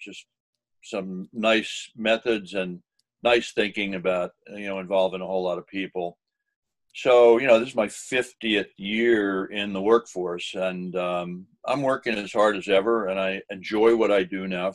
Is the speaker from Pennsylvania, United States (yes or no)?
yes; Philadelphia, Pennsylvania, United States; accent: Philadelphia; also born or lived in New York State / Maine / Arizona / Boston; now in New England, United States; Lived most of my childhood in the Philadelphia area